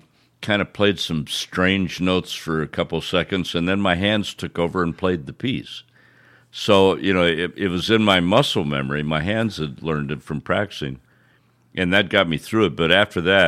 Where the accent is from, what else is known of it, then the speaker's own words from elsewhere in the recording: Quincy, Illinois, United States; In Quincy, Illinois, my hometown